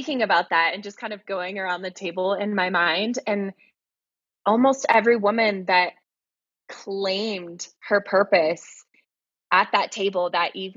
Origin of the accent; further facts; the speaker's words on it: Texas, United States; moved away as an adult; also born or lived in Hawaii / San Diego; I come from Texas. I'm from the South, you know, and I grew up around guns and hunting